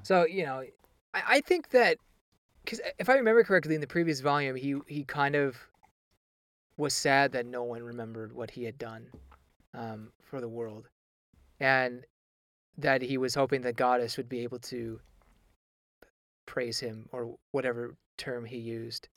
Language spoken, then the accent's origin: English; United States; accent: American English; as an American